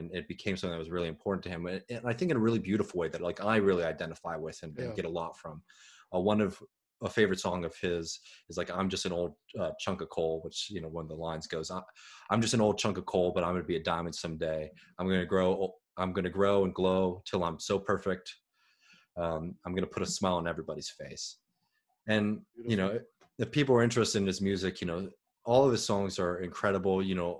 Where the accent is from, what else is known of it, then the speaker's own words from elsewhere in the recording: Waco, Texas, United States; I'm a wacko from Waco. You best not mess with me.